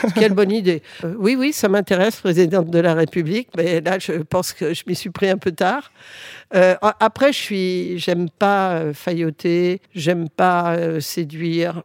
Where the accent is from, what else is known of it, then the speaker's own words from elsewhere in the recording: France; French is a second language; je suis arrivée en France à l'âge de 6 ans. Euh, je ne parlais pas français.